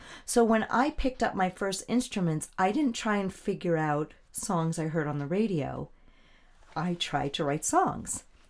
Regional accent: Melville, New York, United States; also born or lived in Manhattan, New York / Queens, New York; now in Stony Brook, United States; I was born in a hospital in Manhattan. I was raised Me too. Yeah, I was raised in Queens until I was about 7. And then my people migrated easterly. So I grew up essentially in Melville in New York.

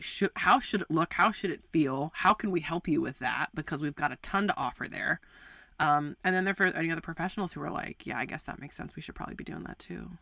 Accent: Baltimore, Maryland, United States; moved away as an adult; also born or lived in West Coast; I'm from Baltimore, Maryland

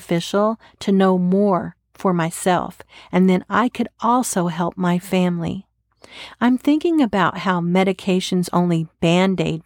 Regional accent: Texas, United States; I'm from Texas

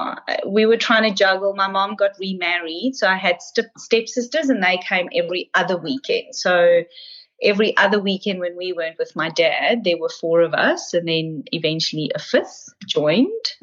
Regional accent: Pretoria, Gauteng, South Africa; now in Melbourne, Australia; I was born in Pretoria in South Africa

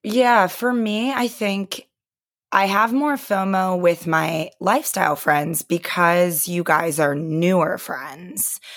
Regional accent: Pennsylvania, United States; moved away; a couple of my girlfriends still live, you know, around where I grew up in Pennsylvania

